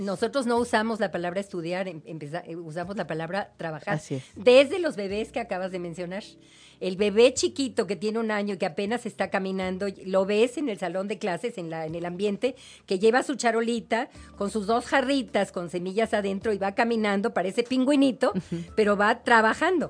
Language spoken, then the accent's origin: Spanish; Mexico; nuestra idiosincrasia mexicana